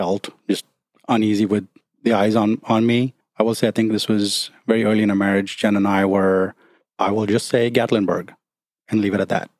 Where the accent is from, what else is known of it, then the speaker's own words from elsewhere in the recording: India; moved away as an adult; also born or lived in Nashville, United States / Charleston area, United States; now in Charleston, United States; growing up in India, growing up in what you were taught, you're in a third world country